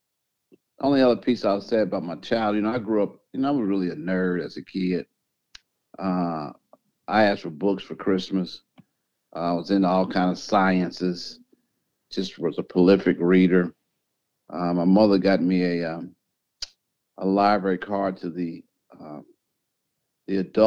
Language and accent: English; Indianapolis, Indiana, United States; Born and raised in Indianapolis, grew up on the west side, Riverside area, lived in the same house